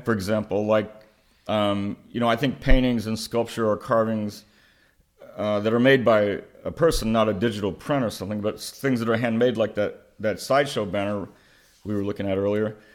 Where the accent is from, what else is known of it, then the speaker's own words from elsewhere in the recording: Oklahoma, United States; growing up in Oklahoma in a rural area